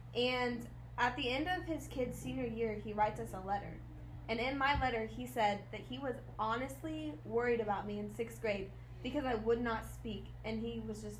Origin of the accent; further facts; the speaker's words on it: Kansas, United States; also born or lived in Yuma, Arizona; Moved to Kansas. So, I grew up there my whole life.